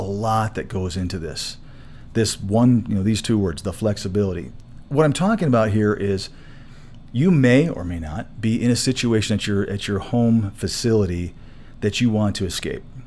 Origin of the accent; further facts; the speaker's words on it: Saginaw, Michigan, United States; moved away as an adult; also born or lived in Florida; now in Colorado, United States; I grew up in Michigan